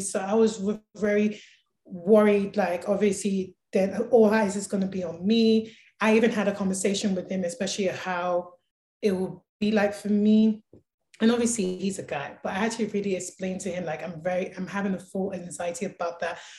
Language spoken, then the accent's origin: English; London, United Kingdom; now in Calgary, Canada; I grew up throughout back in London loving music